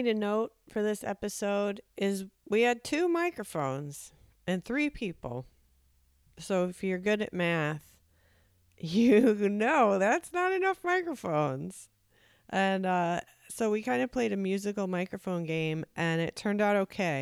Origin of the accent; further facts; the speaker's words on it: suburb neighboring Arlington Heights, near Chicago, Illinois, United States; my hometown's neighboring town, Arlington Heights